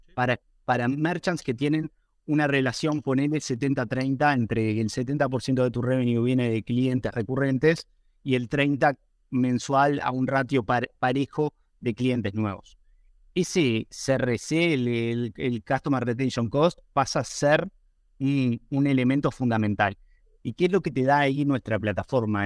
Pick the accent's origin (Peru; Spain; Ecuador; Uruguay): Uruguay; yo soy de Uruguay